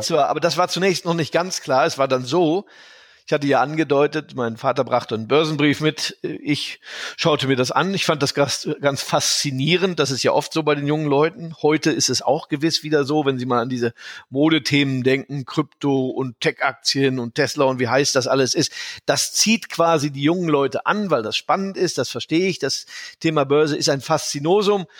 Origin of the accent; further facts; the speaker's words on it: Germany; now in United States; dass ich äh, ein Deutscher in Amerika bin